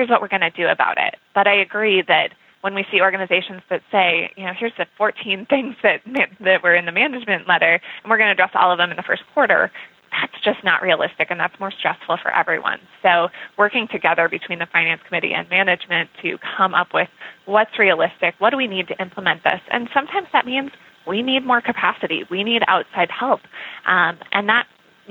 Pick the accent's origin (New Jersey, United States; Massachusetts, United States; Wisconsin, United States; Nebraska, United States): Nebraska, United States; now in Minnesota, United States; I am originally from Nebraska. I live in Minnesota now. And as someone who grows up in Nebraska